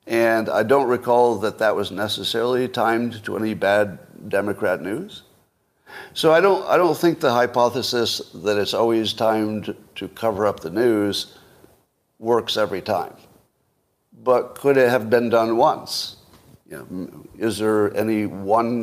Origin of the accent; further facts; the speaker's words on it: United States; as an American